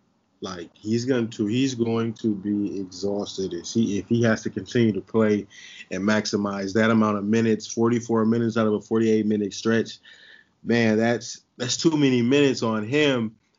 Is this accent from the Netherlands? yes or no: no; Saginaw, Michigan, United States; Yeah, he's from my hometown, Saginaw.